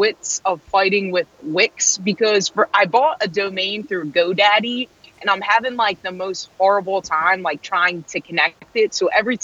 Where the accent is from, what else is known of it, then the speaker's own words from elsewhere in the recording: Norristown, Pennsylvania, United States; also born or lived in Royersford, Pennsylvania; I grew up in Norristown, so like the Philly area